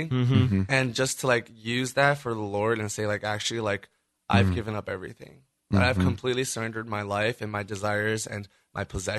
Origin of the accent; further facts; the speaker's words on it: New York, United States; moved away; also born or lived in rural Ohio; I grew up in New York from an immigrant family. My family's from Taiwan.